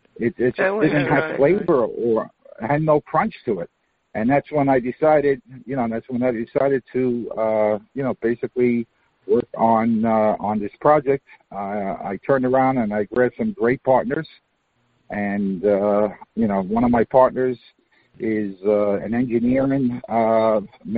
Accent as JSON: {"language": "English", "town": "New York City", "region": "New York", "country": "United States", "tie": "born or raised there", "moved": "as an adult", "lives_now": "Florida, United States", "said": "I was born and raised in Queens, New York."}